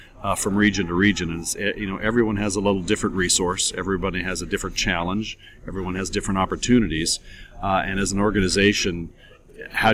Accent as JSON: {"language": "English", "region": "Colorado", "country": "United States", "said": "I'm a farmer from Colorado"}